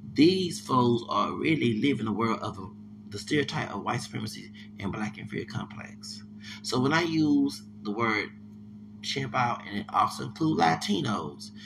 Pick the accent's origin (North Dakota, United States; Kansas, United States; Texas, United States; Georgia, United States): Texas, United States; I'm from Texas